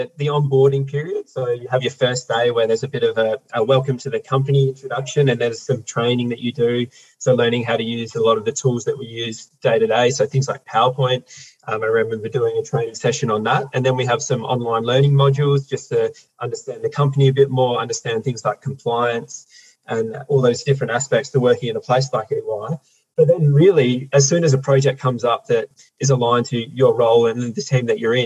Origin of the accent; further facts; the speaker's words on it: Perth, Western Australia, Australia; I was born and raised here in South Perth into a family of 6 kids